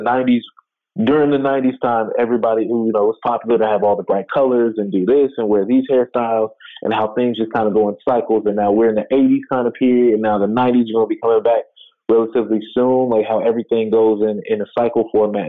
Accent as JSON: {"language": "English", "town": "Chicago", "region": "Illinois", "country": "United States", "tie": "born or raised there", "said": "growing up in Chicago, going to school every morning with my dad dropping me off at school"}